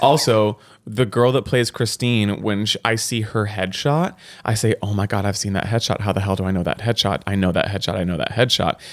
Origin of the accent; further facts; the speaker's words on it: Texas, United States; I came in being actually from Texas and had this level of authenticity as a Texan